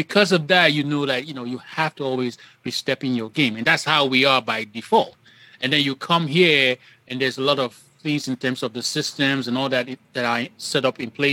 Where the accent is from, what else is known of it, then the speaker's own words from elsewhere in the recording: Nigeria; moved away as an adult; I grew up in Nigeria and came here, for I think it was 2002 for college